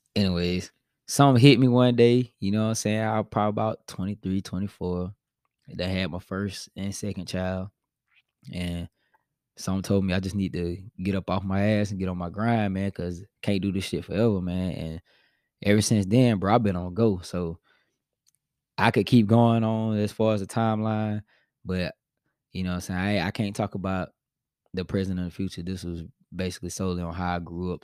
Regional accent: Spartanburg, South Carolina, United States; I'm from Spartanburg, South Carolina, and I came from a neighborhood called Park Hills

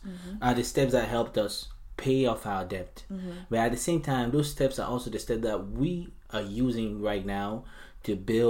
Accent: United States; So growing up, for where I grew up here in the States, I didn't really have any other ways to go to college.

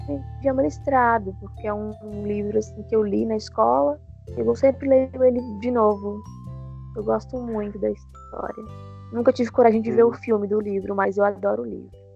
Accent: north of Minas Gerais, Brazil; accent: mineiro; now in Belo Horizonte, Brazil; Eu sou de, do norte de Minas, mas eu estou em Belo Horizonte no momento

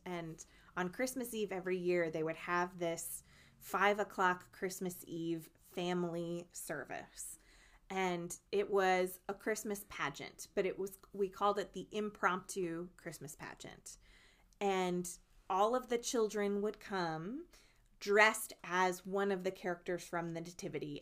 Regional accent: New Jersey, United States; my home state of New Jersey

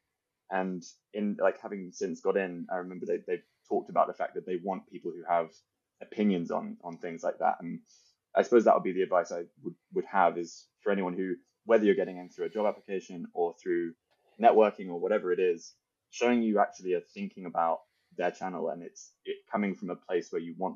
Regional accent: United Kingdom; as a Brit

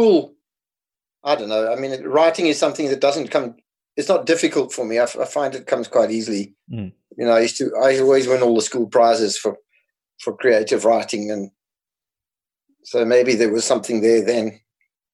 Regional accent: South Africa; accent: South African; moved away as an adult; also born or lived in Scotland; now in Spain; I'm South African. Well, I grew up in South Africa, so I have a South African accent. So I was actually born in Scotland. But I live in Spain now

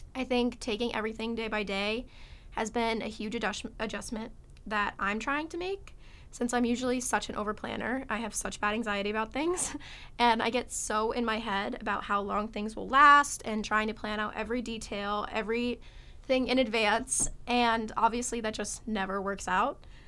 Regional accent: Connecticut, United States; I'm from Connecticut

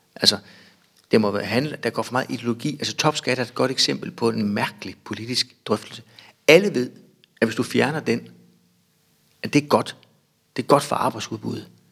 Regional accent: Bjerringbro, Central Denmark Region, Denmark; Jeg er opvokset lidt uden for Bjørnbro på en, øh, en gård

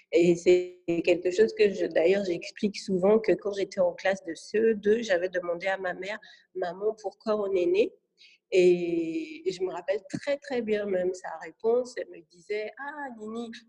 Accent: France; born there; parce que déjà je suis née en France, c'est

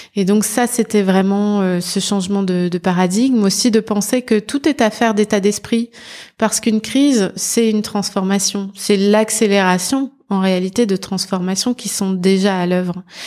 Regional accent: Nord-Pas-de-Calais, Dunkirk hinterland, Hauts-de-France, France; Je suis née dans le Nord-Pas-de-Calais, euh, dans l'arrière-bassin euh, dunkerquois, où j'ai très tôt eu envie d'orienter ma, ma carrière

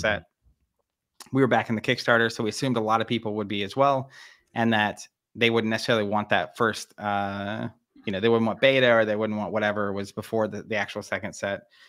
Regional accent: Tulsa, Oklahoma, United States; we're from Tulsa, Oklahoma, um, middle, middle of the country

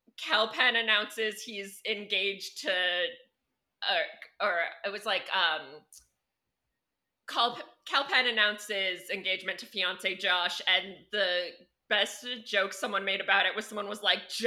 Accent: Missoula, Montana, United States; he came to my hometown of Missoula, which was like a big deal. Cause famous people never come there.

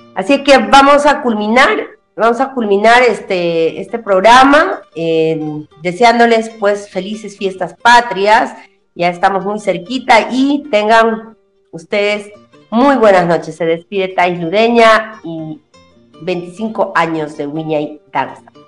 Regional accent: Huanta, Ayacucho, Peru; now in Tacna, Peru; yo soy de Huanta, del, departamento de, Ayacucho, de la provincia de Huanta, del distrito de Luricocha

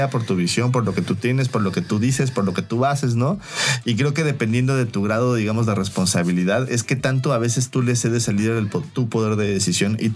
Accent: Mexico; como mexicanos que queremos

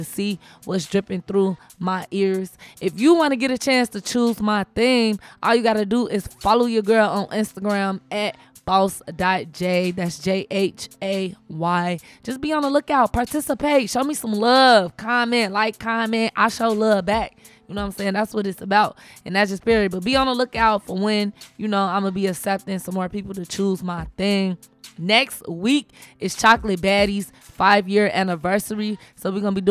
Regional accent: Chicago, Illinois, United States; I'm from Chicago.

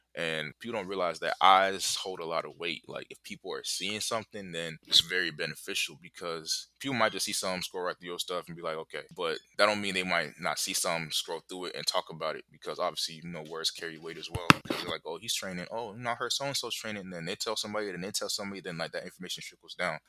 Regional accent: Kinshasa, DR Congo; now in Charlotte, United States; I currently live in Charlotte. I'm from the Congo, I'm from the capital, Kinshasa

